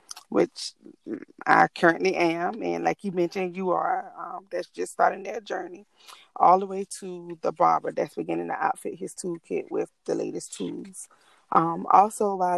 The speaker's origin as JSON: {"language": "English", "town": "Allendale", "region": "South Carolina", "country": "United States", "said": "I'm originally from Allendale, South Carolina."}